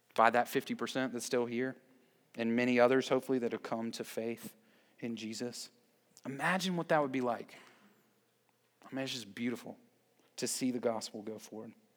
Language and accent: English; Columbia, South Carolina, United States; now in Greer, United States; I grew up in Columbia